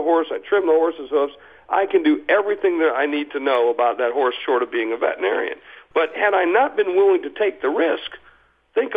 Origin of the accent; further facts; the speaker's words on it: South Dakota, United States; I'm from South Dakota